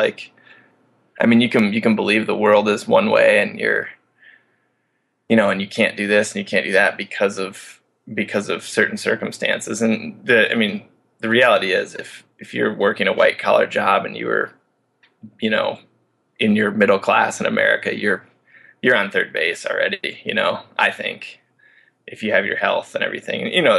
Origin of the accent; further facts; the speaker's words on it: Midwest, United States; You know, I come from a pretty responsible background growing up in the Midwest.